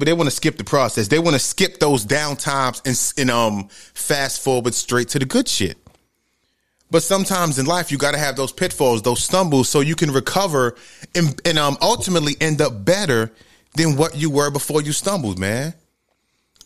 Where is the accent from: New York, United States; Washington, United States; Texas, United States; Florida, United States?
New York, United States; New York City; moved away as an adult; now in Georgia, United States; I grew up in the Bronx, New York, in the ghetto, in the hood.